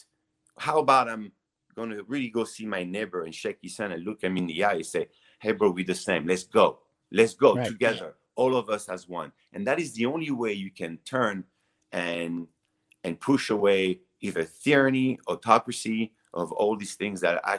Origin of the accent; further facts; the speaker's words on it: Nice, Provence-Alpes-Côte d'Azur, France; English is a second language; moved away as an adult; now in Los Angeles, United States; I grew up in the south of France, in Nice.